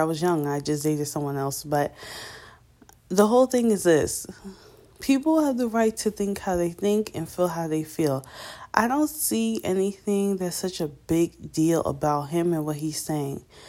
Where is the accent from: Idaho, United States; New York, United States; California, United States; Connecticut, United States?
New York, United States; I'm from New York.